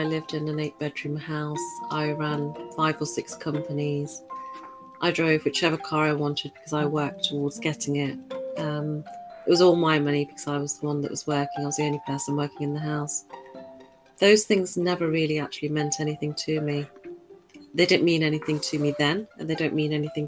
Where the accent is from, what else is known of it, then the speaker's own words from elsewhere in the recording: United Kingdom; also born or lived in Birmingham; born and raised in the United Kingdom